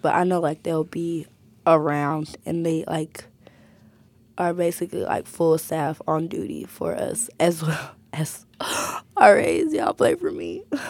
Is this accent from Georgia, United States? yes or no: no; Birmingham, Alabama, United States; I think that's like, and I'm from Birmingham.